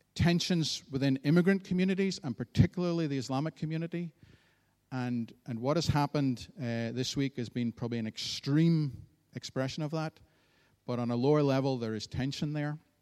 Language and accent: English; Antrim, Northern Ireland, United Kingdom; I grew up in the town of Antrim